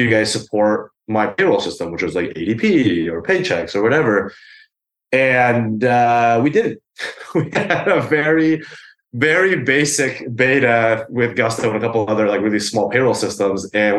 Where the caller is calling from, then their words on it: New York, United States; I am calling from my apartment in East Village here in New York.